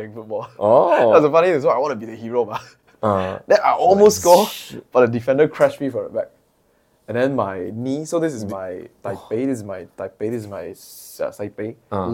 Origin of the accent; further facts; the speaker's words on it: Perak, Malaysia; I had to go back to my hometown, Perak